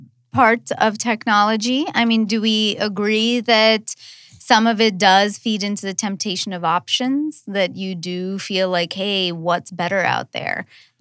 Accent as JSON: {"language": "English", "country": "India", "said": "I'm Indian"}